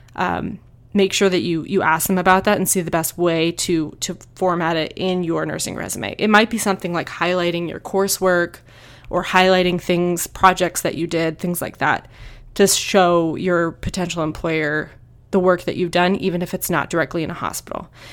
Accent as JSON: {"language": "English", "region": "New Hampshire", "country": "United States", "moved": "yes", "lives_now": "Tucson, United States", "said": "I moved to Tucson, I'm from New Hampshire"}